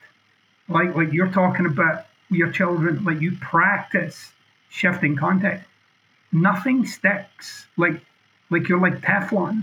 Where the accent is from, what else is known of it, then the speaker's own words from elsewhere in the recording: Scotland, United Kingdom; I'm being boldly Scottish